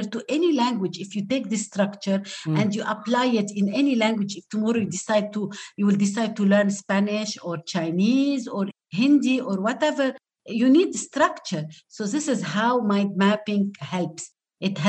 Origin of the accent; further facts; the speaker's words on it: Lebanon; first language Arabic; English is a second language; I am native Arabic speaker. I'm from Lebanon.